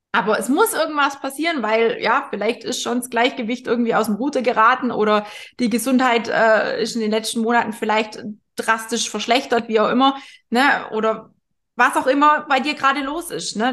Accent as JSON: {"language": "German", "area": "area around Bad Wörishofen", "region": "Bavaria", "country": "Germany", "tie": "born or raised there", "moved": "yes", "said": "ich komme ja da aus der Ecke"}